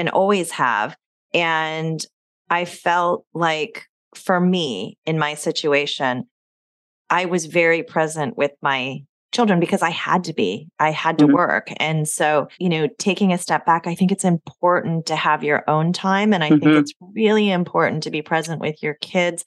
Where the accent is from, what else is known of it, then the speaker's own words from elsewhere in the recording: California, United States; I'm from California